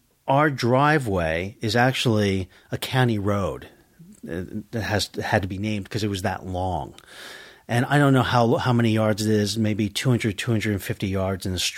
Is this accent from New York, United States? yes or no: yes; Woodstock, New York, United States; also born or lived in Manhattan, New York; I grew up in the Catskills, in a little town, and I can tell the name of the town, in Woodstock, New York